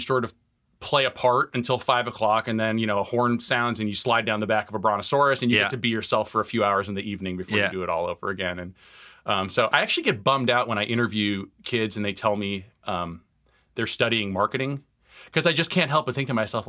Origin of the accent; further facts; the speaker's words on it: Tucson, Arizona, United States; So I grew up in Tucson, Arizona. I'm the child of Iranian immigrants.